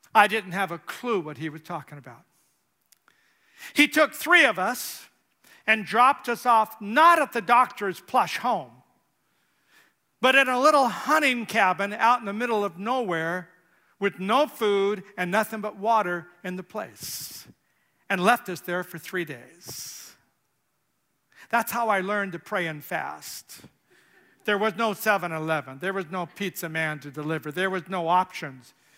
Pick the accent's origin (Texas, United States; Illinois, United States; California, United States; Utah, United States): California, United States; moved away as an adult; I'm from California